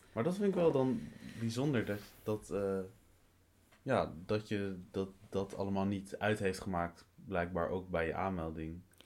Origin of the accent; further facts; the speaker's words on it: Dronten, Flevoland, Netherlands; ik kom uit Dronten, uit de, eh, Flevoland